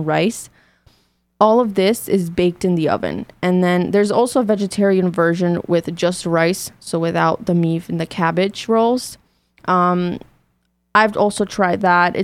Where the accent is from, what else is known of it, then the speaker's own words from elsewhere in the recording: North Macedonia; now in United States; when I came from Macedonia to the States